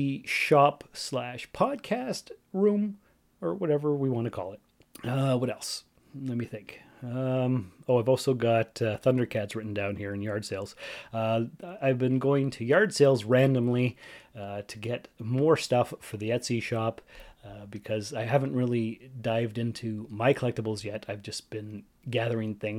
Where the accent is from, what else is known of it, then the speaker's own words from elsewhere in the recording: Sault Ste. Marie, Ontario, Canada; moved away; my hometown of Sault Ste. Marie, Ontario, Canada